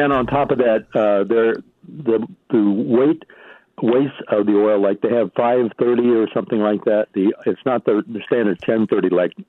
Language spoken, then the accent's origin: English; Midwest, United States; moved away; I was raised in the Midwest